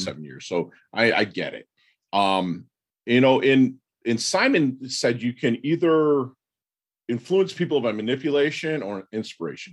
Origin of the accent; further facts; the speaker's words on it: Michigan, United States; I'm from Michigan